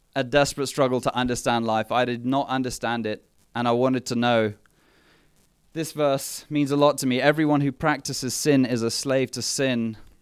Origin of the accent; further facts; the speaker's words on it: England, United Kingdom; also born or lived in Mthatha, South Africa / Port Elizabeth, South Africa; We were just, just the two of us growing up in England